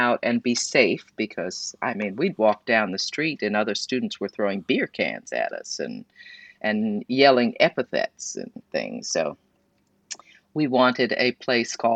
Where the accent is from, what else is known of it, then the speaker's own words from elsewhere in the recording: New York City, New York, United States; moved away; also born or lived in Chicago; I grew up in New York City